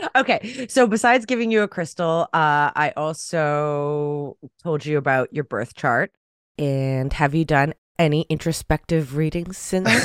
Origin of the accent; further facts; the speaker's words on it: Canada; I'm Canadian